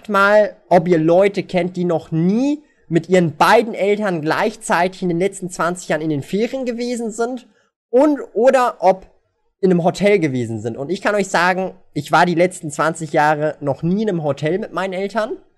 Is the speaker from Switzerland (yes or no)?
yes; Switzerland; born there; mein Vater ist nicht hier geboren in der Schweiz. Ich bin die erste Generation, die hier geboren worden ist.